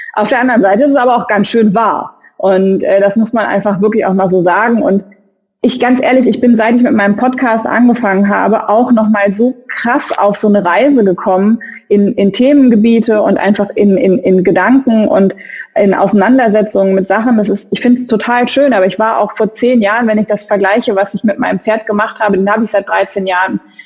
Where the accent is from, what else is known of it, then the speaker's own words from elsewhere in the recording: Saarland, Germany; ich bin Saarländerin.